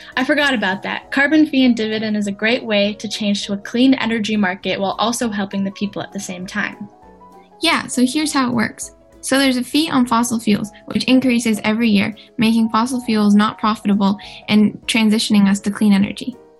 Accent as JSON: {"language": "English", "area": "Hooksett", "region": "New Hampshire", "country": "United States", "said": "from Hooks, New Hampshire."}